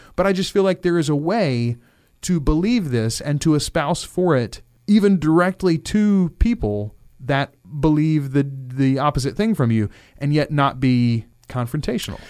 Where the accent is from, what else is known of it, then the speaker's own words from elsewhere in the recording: Louisiana, United States; We are both born and raised in Louisiana.